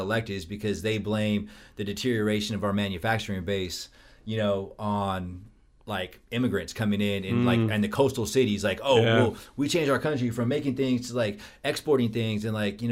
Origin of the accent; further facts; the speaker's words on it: California, United States; I'm from Cali